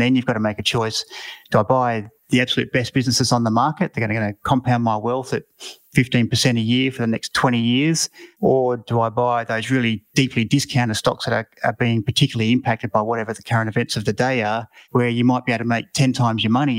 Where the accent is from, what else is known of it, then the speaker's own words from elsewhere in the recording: Mount Gambier, South Australia, Australia; I come from Mount Gambier in country South Australia